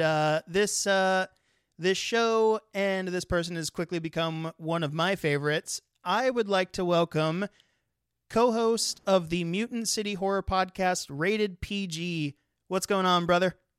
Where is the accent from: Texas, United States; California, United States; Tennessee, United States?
California, United States; moved away; I'm actually originally from California